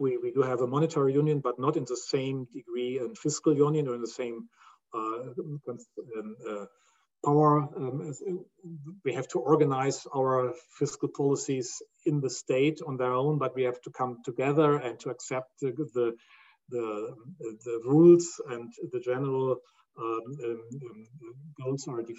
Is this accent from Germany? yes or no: yes; Rhineland, Germany; I was born in the Rhineland